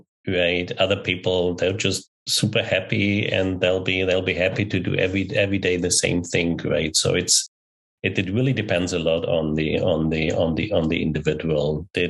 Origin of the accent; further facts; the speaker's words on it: Germany; also born or lived in Pilsen, Czech Republic / Austria; now in California, United States; When I was born in Czech Republic, I grew up in Germany. I went 10 years to Austria. I've been now here in California for 17 years.